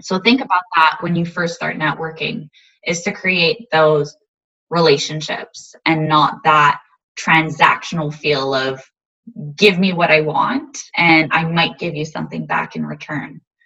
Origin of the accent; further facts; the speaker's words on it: Montreal, Quebec, Canada; now in Ottawa, Canada; I was born and raised in Montreal